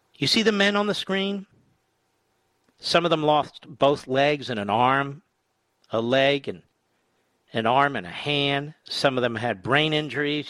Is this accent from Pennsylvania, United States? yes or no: yes; Philadelphia, Pennsylvania, United States; I'm from Philadelphia